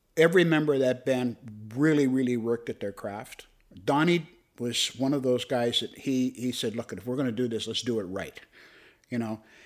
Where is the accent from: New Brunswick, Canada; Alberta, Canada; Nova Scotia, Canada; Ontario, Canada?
Ontario, Canada; Toronto; I was a Cabbage Town kid. I grew up in Regent Park.